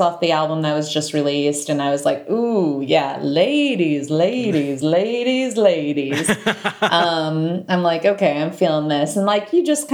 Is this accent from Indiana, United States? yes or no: yes; Fort Wayne, Indiana, United States; moved away; also born or lived in Chicago; a Fort Wayne, Indiana girl